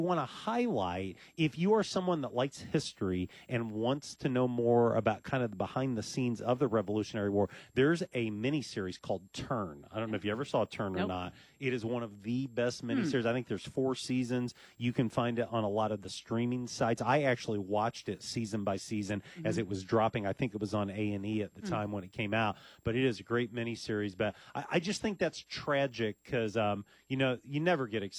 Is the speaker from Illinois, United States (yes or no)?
yes; Champaign, Illinois, United States; my hometown, Champaign, Illinois